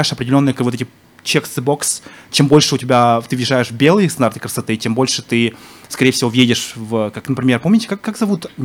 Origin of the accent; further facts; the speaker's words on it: Kazakhstan; Я говорю, я казах.